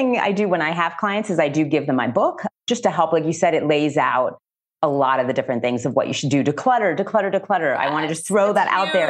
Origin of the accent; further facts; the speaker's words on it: Miami, Florida, United States; now in Chicago, United States; And so, as I said, I'm originally from Miami, Florida. So being by the water to me is just such a gift.